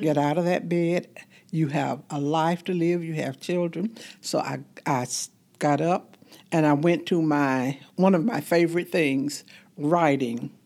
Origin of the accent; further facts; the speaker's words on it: Fort Valley, Georgia, United States; I'm from Fort Valley, Georgia